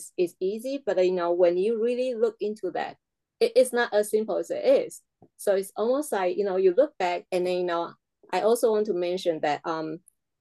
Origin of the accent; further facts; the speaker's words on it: Taiwan; English is a second language; moved away; my home country, Taiwan